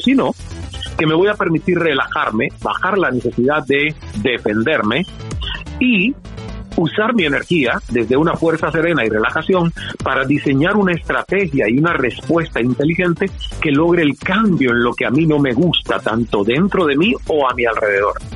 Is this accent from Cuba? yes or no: yes; Santiago de Cuba, Cuba; moved away as an adult; also born or lived in Toronto, Canada; la radio de mi ciudad natal, Santiago de Cuba